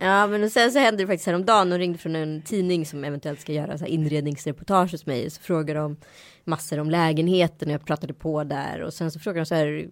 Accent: Sweden; accent: not fully Stockholm; moved away; also born or lived in India / Örebro / west coast of Sweden; jag kanske har en dialekt som inte är helt stockholmsk så det kan ju vara så här frågan var jag har vuxit upp och då är det så här Örebro eller västkusten

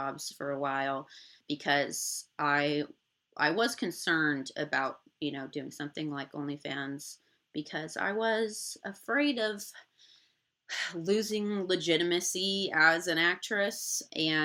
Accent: Indiana, United States; now in Los Angeles, United States; I'm from Indiana originally, but I moved to LA completely on my own

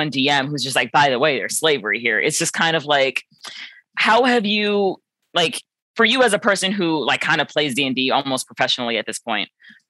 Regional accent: New York, United States; moved away as an adult; now in Bryn Mawr, United States; I'm from New York, in specifically the Bronx, but I just moved to Pennsylvania.

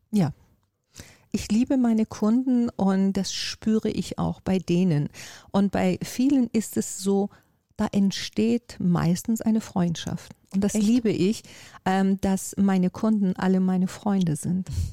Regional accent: Iran; also born or lived in Miami, United States / Lago Maggiore, Italy; now in Hamburg, Germany; Ich komme ja aus Persien

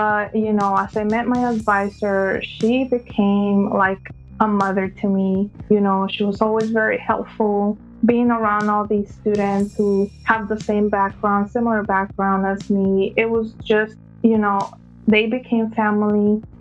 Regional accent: California, United States; also born or lived in Mexico; Like you said … I am from California, born in Mexico

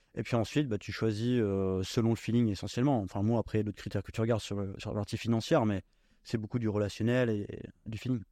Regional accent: Normandy, France; moved away as an adult; je suis originaire de Normandie, j'ai euh, fait euh, toute ma scolarité là-bas

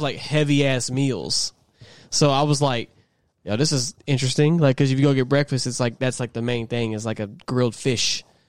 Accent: United States; as an American

